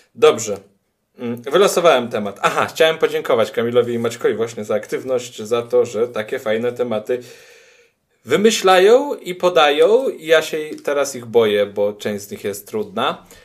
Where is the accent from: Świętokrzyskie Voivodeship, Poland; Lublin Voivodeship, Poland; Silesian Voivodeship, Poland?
Lublin Voivodeship, Poland; a small village in the Lublin region; Ja jestem z małej wsi na Lubelszczyźnie.